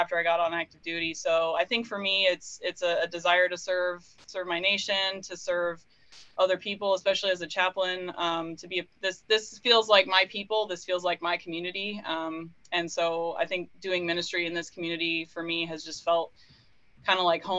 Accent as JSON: {"language": "English", "town": "Fargo", "region": "North Dakota", "country": "United States", "tie": "born or raised there", "moved": "yes", "said": "I grew up in Fargo, North Dakota is my hometown"}